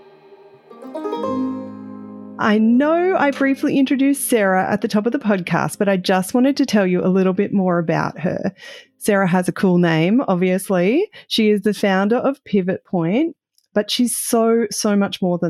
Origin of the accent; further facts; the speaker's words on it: Central Queensland, Australia; coming from Central Queensland, Australia